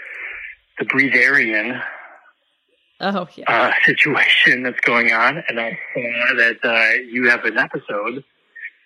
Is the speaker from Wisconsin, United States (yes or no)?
yes; Milwaukee, Wisconsin, United States; I'm from Milwaukee, Wisconsin, but I'm calling you from Salem, Massachusetts